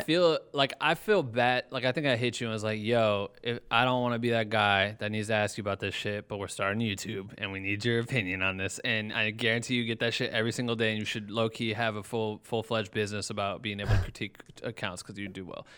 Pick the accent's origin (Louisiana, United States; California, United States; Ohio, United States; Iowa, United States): Iowa, United States; now in Los Angeles, United States; I'm from Iowa